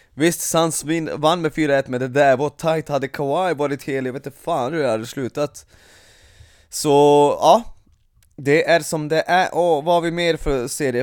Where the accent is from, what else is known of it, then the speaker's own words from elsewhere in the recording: Vršac, Vojvodina, Serbia; now in Sweden; min hemstad Vrshats